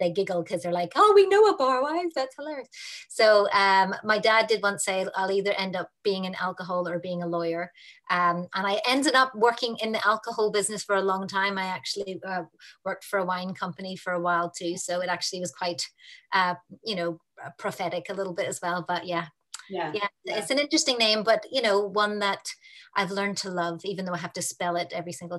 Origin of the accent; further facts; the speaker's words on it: Australia; now in Northern Ireland, United Kingdom; And also I'm based in Northern Ireland, but I grew up in Australia and I've traveled around the world and lived in different places.